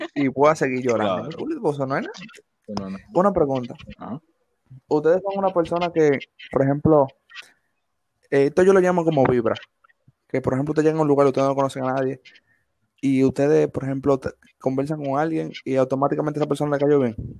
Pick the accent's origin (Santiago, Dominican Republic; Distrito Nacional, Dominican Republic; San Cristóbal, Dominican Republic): Distrito Nacional, Dominican Republic; Villa Faro; tengo 20 años, me crié en Villafaro